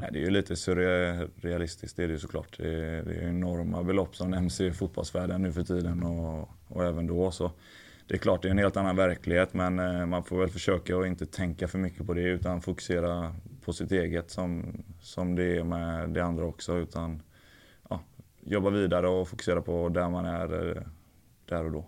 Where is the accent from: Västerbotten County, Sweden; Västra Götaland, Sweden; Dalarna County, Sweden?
Västra Götaland, Sweden; Älvängen; moved away; also born or lived in England; Jag kommer från, från Älvängen där det är ett klubbhus